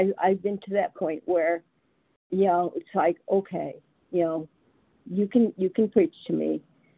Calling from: California, United States; I'm … from California, a compulsive overeater in recovery.

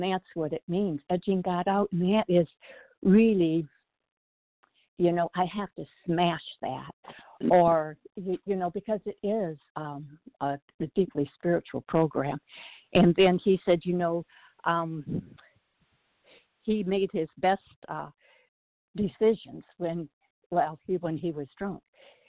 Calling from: South Bend, Indiana, United States; from South Bend, Indiana, and I could relate to this so totally.

